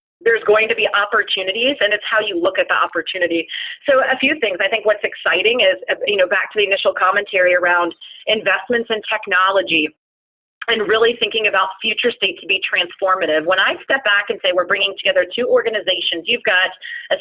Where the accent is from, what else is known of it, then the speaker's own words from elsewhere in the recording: Florida, United States; I was born and raised in Florida